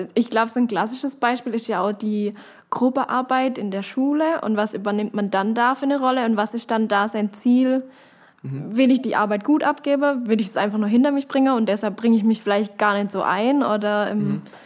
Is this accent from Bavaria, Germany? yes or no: no; Knittlingen, Baden-Württemberg, Germany; ich komme aus Kittinger